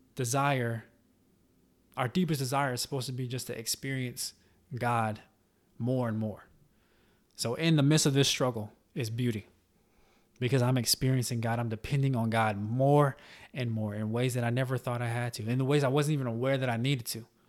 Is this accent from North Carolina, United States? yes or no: yes; Charlotte, North Carolina, United States; my home state in, uh, in Charlotte, North Carolina